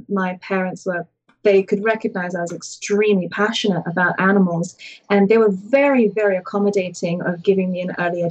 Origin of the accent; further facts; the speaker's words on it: England, United Kingdom; I came from England where we have like one show and it's corn snakes and ball pythons.